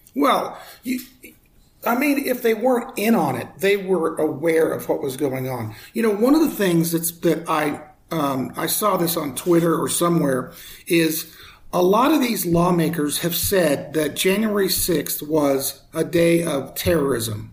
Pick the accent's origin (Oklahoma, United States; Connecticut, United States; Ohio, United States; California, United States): Oklahoma, United States; moved away as an adult; also born or lived in Colorado; now in Denver, United States; I grew up in Oklahoma. I've been in Colorado for 40 something years since I got out of college